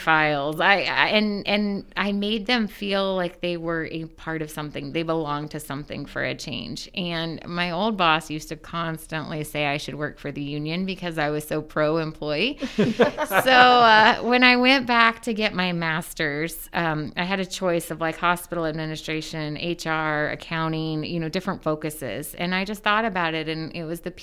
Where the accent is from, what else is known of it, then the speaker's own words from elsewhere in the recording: Muncie, Indiana, United States; also born or lived in Selma, Indiana / Cowan, Indiana; I am born and raised in Muncie, Indiana